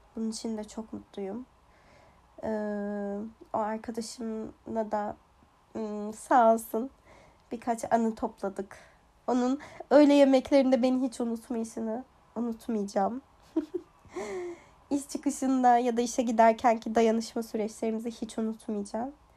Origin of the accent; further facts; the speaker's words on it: Kurdistan, Turkey; moved away as an adult; now in Ireland; aslen Kürdüm e, ve Kürtçe müzik e, Türkiye'deyken yani mesela ergenliğimde